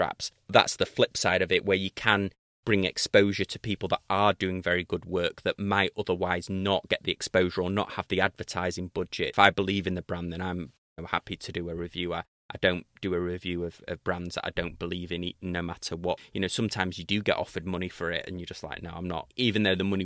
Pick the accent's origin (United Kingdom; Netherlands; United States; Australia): United Kingdom; accent: British; my British accent